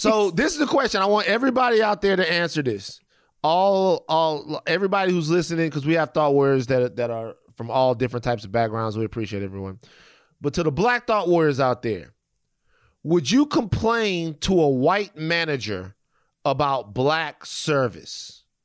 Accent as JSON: {"language": "English", "region": "Louisiana", "country": "United States", "said": "I'm from Louisiana"}